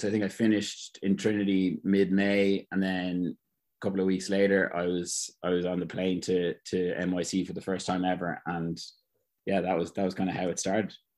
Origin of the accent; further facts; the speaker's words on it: Ireland; moved away as an adult; now in United States; being an Irish guy